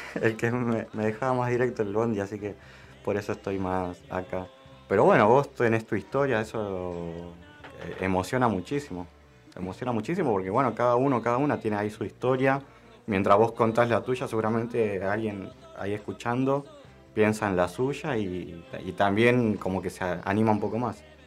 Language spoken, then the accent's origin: Spanish; Argentina; nosotros como argentinos y argentinas